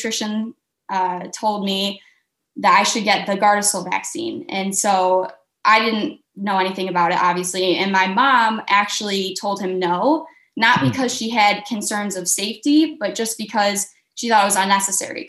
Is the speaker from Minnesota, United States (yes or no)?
no; Michigan, United States; I'm from Michigan